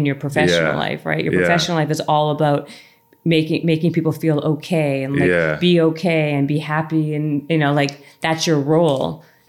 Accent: Canada; moved away; I'm Canadian.

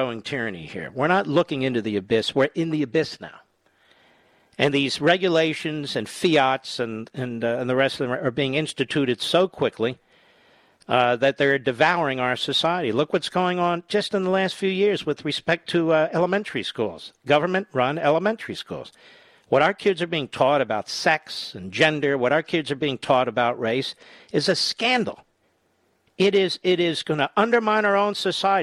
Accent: Pennsylvania, United States; I'm from Pennsylvania

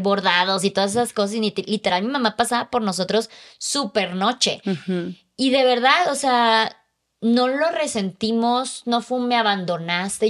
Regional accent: Chiapas, Mexico; moved away as an adult; a los 20 me salí de mi casa, a los 24 me salí de Chiapas

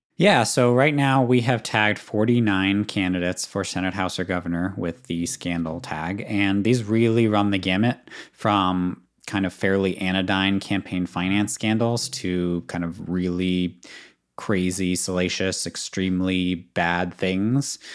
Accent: Boston, Massachusetts, United States; as a Bostonian

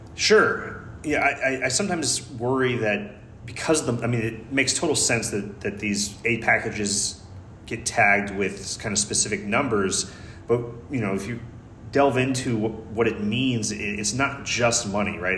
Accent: United States; I'm just an American, you know, I'm an American writer

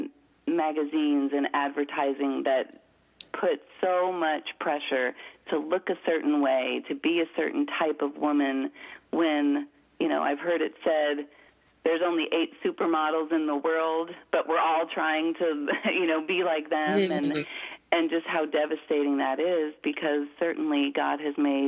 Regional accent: Florida, United States; I grew up in Florida

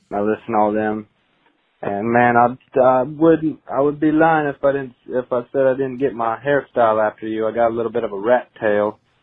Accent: California, United States; I'm from California

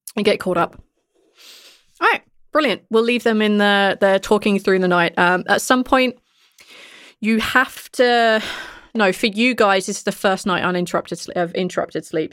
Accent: United Kingdom; I'm the British one.

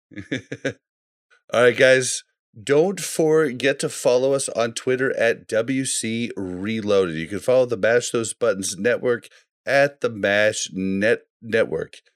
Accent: Kansas City, United States; I grew up in Kansas City and became a Chiefs fan

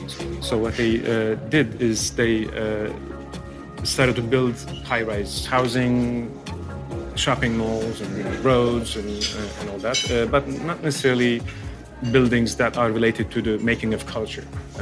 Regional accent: Istanbul, Turkey; I've been following what's happening in Istanbul because it's my hometown.

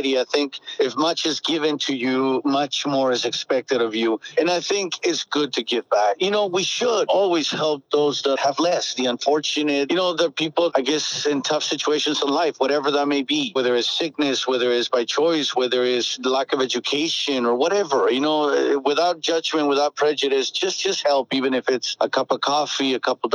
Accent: Tecate, Baja California, Mexico; also born or lived in Tijuana; I was born in Tijuana, and I spent a little time in Tijuana because then I grew up in an orphanage in Tecate

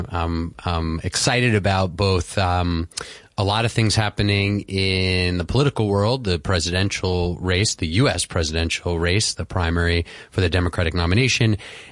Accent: New York City, New York, United States; also born or lived in Manhattan; I was born in Manhattan, but born and raised, so to speak, in Queens

